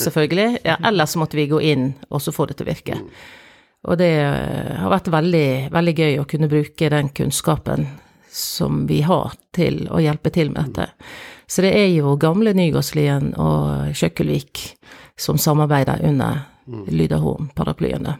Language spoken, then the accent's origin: Norwegian; Sotra, Vestland, Norway; jeg kommer jo fra Sotra, fra Janitsjarkorps